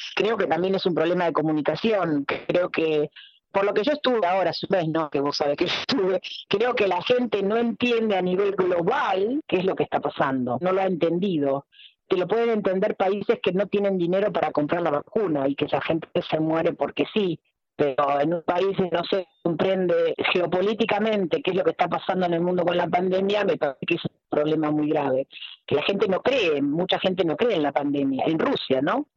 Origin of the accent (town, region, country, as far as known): Argentina